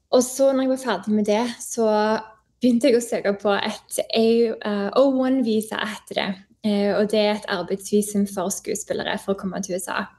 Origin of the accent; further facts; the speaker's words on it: Stavanger, Rogaland, Norway; moved away as an adult; also born or lived in Oslo; now in Canada; jeg kommer fra Stavanger, som er en fantastisk eh, by.